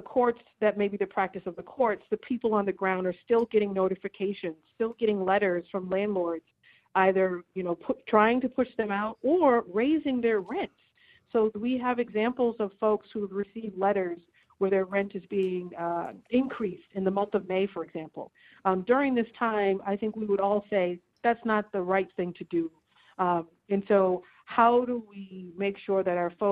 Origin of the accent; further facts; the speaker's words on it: Boston, Massachusetts, United States; He was a BPS kid, just like me.